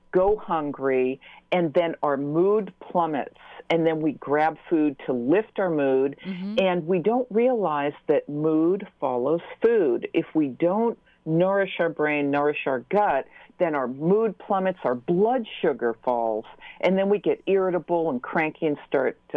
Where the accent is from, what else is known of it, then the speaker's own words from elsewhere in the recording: Newton, Massachusetts, United States; I'm from Newton, so we were neighbors.